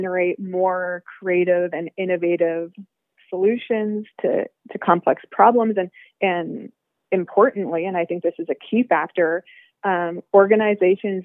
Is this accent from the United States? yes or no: no; small town Ontario, Canada; now in Toronto, Canada; I was born in Canada and I grew up in small town Ontario as one of a very few visible minorities.